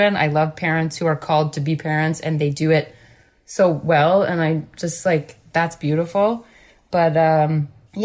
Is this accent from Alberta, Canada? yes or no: no; Guelph, Ontario, Canada; moved away; also born or lived in Montreal; growing up in the Guelph music scene